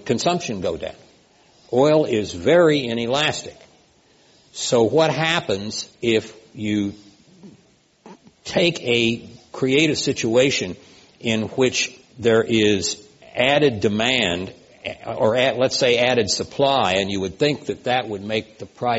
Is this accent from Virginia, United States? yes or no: no; Oklahoma, United States; when I was growing up in Oklahoma